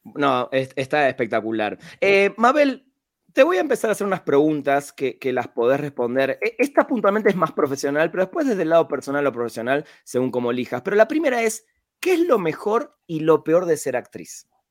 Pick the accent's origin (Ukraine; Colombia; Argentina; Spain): Argentina; moved away as an adult; now in Mexico; orgullo como latino, argentino en este caso, que vive en México